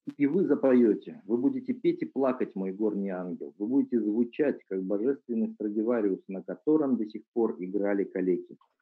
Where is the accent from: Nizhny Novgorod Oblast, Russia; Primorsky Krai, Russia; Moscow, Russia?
Primorsky Krai, Russia; Vladivostok; я сам родом из Владивостока, когда я был юный, еще учился в школе